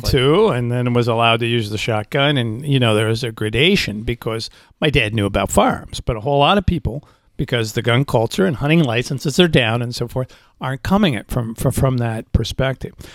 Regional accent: Indiana, United States; I'm from Indiana

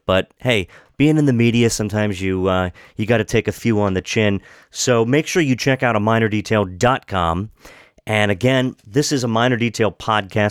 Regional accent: Washington County, Maryland, United States; I grew up in Washington County

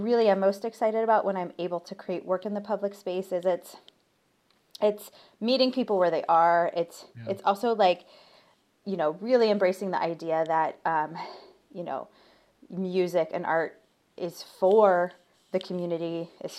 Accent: Ohio, United States; I'm from Ohio. So like football and marching band was really big a part of my like growth

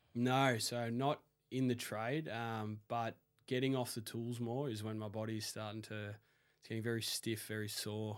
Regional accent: Melbourne, Victoria, Australia; the first builder asked where I was from, and I said Melbourne

